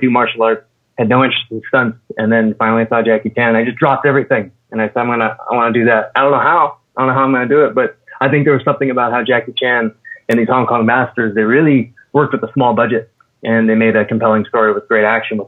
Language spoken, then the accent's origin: English; Redding, California, United States; I'm a small town guy from Northern California, small town called Redding.